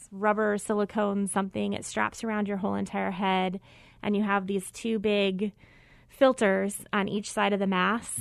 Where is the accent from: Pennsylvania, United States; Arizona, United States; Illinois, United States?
Arizona, United States; Mesa; I grew up in Mesa